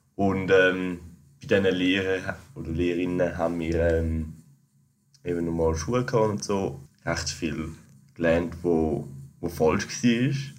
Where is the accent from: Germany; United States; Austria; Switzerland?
Switzerland; als Schweizer sind wir